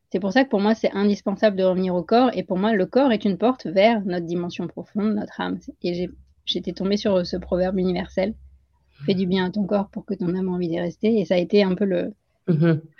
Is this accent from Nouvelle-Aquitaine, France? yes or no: no; Île-de-France, France; born there; Peut-être parce que je suis née en France, en région parisienne, mais que mes parents sont nés en Inde et que j'ai grandi entre ces deux cultures.